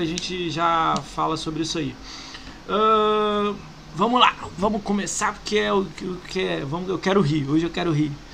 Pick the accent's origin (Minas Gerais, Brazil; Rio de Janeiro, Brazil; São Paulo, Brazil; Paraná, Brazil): Rio de Janeiro, Brazil; Eu sou do Rio